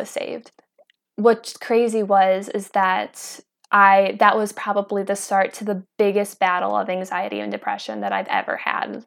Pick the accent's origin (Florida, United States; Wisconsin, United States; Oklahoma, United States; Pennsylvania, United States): Wisconsin, United States; Kenosha; I am from Kenosha, Wisconsin, and I'm out here in Idaho.